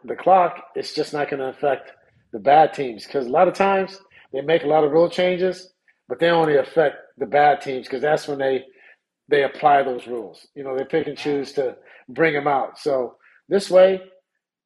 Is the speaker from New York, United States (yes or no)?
no; Sacramento, California, United States; I'm from South Sacramento